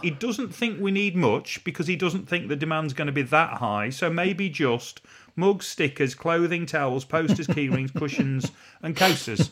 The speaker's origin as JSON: {"language": "English", "town": "Retford", "region": "East Midlands", "country": "United Kingdom", "tie": "born or raised there", "said": "I was born and raised in Retford"}